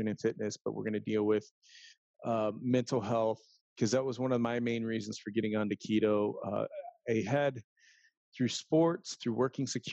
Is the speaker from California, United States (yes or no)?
yes; San Diego, California, United States; also born or lived in Philippines; I grew up in the San Diego area